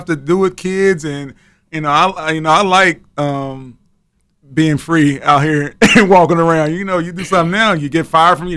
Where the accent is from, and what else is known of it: Lynch, Kentucky, United States; born or raised there